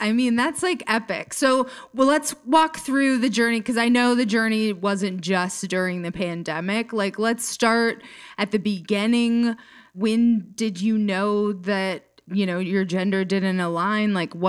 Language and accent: English; Jackson, Minnesota, United States; I'm from a little town called Jackson